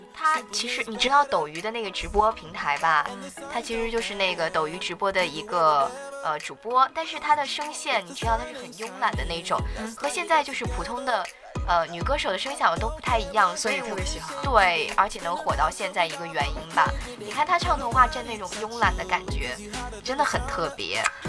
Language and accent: Chinese; northern China, China; 我作为一个北方人